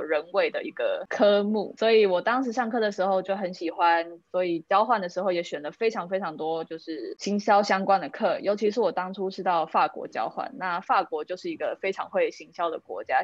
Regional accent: Taipei, Taiwan; moved away as an adult; now in Helsinki, Finland; 因为我算是土生土长的台北人

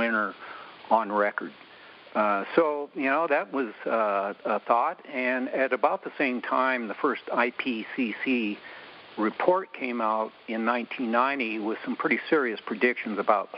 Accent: the West, Rocky Mountains, United States; also born or lived in Virginia / Logan, Utah; I grew up in the West, in the Rocky Mountains

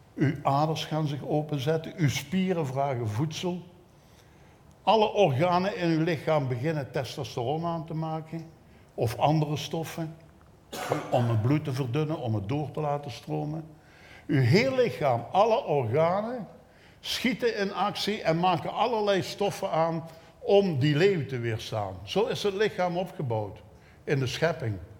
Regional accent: Belgium; als een Belg

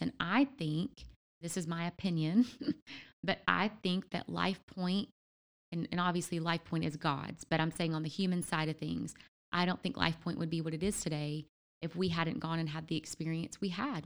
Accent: Louisiana, United States; also born or lived in Memphis; now in Ohio, United States; I'm originally from Louisiana

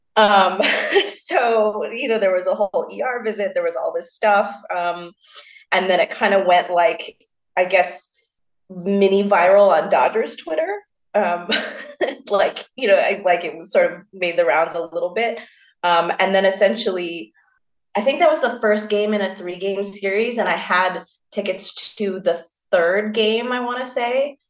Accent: Burbank, California, United States; now in New York, United States; when people say where are you from, I say Burbank. I don't say

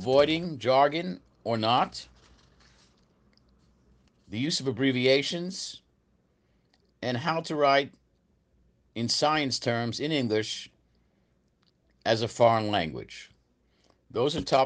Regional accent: United States; moved away as an adult; now in Brazil; I'm an American. I've been in Brazil since 1992

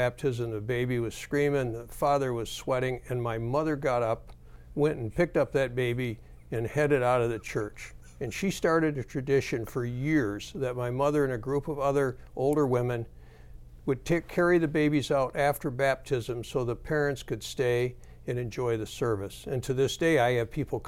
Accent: Grand Rapids, Michigan, United States; I grew up right here in Grand Rapids.

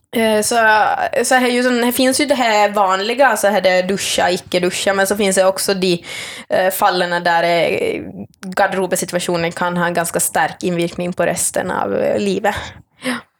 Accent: Finland; accent: Finland Swedish; moved away; also born or lived in Norway; jag kommer från Finland eh, opprinnelig, men jag snakker svensk. Eh, jag är finlandssvensk

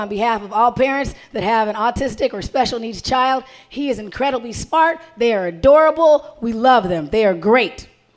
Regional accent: Arizona, United States; now in Minnesota, United States; I didn't grow up here. I grew up in Arizona

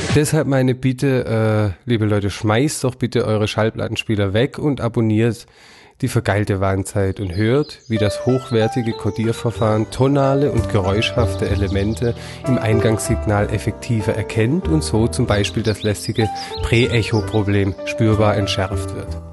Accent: Swabia, Germany; Das kenne ich nicht als Schwabe

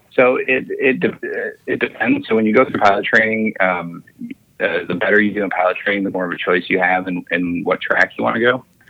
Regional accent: St. Paul, Minnesota, United States; I grew up in St. Paul, Minnesota

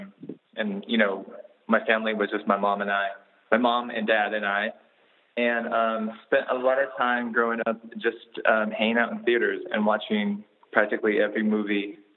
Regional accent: Anaheim, California, United States; I grew up a lot in Anaheim, which is not that far from LA.

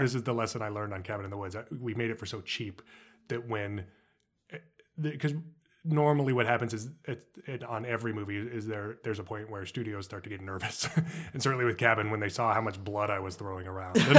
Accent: Los Alamos, New Mexico, United States; I grew up in Los Alamos, New Mexico

